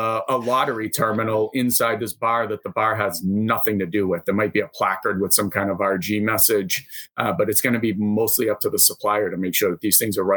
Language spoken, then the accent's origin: English; Massachusetts, United States; I'm from Massachusetts